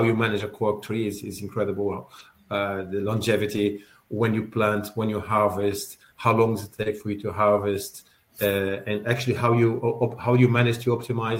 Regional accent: Brazil; moved away as an adult; now in London, United Kingdom; I came here in sort of late 80s from Brazil, where I was born, and I was studying for law and forest engineering. And when I came to London in the early 90s, I started studying wine.

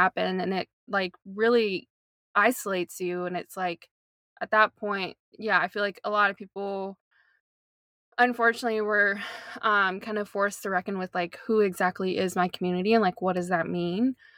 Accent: North Carolina, United States; moved away as an adult; also born or lived in Portland; now in Long Beach, United States; I was born and raised in North Carolina, in the good old South

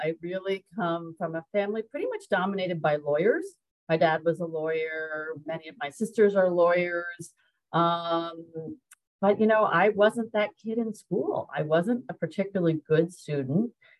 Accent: New Jersey, United States; also born or lived in New York; So I identify as a New Yorker, but I did spend most of my formative years in New Jersey. And I think most of us from New Jersey might consider ourselves true New Yorkers.

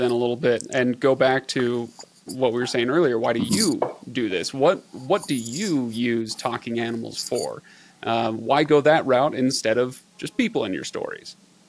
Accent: Seattle, Washington, United States; I grew up in Seattle

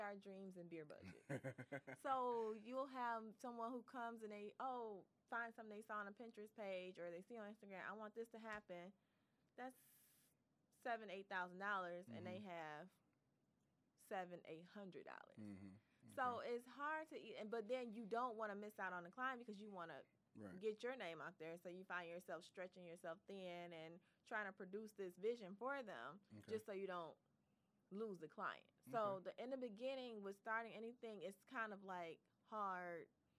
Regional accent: Detroit, Michigan, United States; I am definitely from Detroit, born and raised

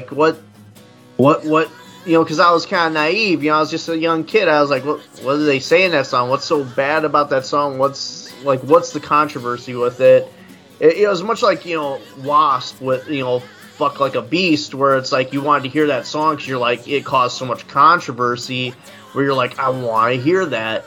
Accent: Indiana, United States; I'm from Indiana too

